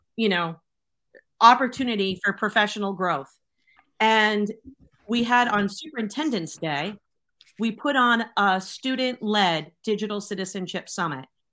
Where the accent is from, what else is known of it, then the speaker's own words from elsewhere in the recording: Boston, Massachusetts, United States; now in Connecticut, United States; I'm from Boston. I still have that six one seven telephone number